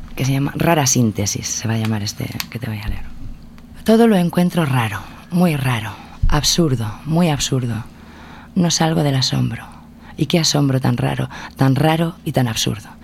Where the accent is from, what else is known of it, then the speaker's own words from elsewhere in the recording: Valencian Community, Spain; una vez hecha toda la promoción de mi tierra